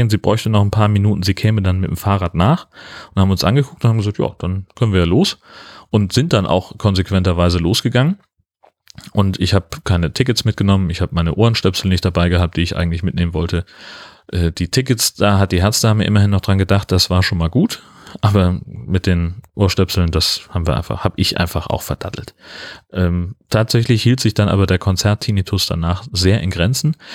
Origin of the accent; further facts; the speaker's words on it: Hesse, Germany; komme da halt nicht her, sondern das ist eben ein komplett anderer Teil von Hessen und in der Region, wo ich aufgewachsen bin, ist das eigentlich nicht so üblich.